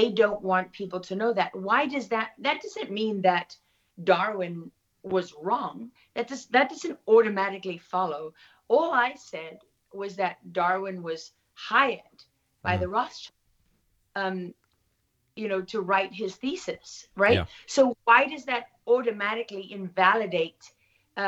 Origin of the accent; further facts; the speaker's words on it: Durban, KwaZulu-Natal, South Africa; moved away as an adult; also born or lived in London; growing up in South Africa